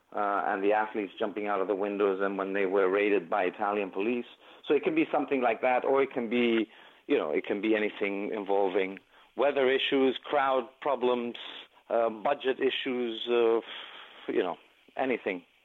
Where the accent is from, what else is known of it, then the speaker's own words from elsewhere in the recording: Greece; they were in my home country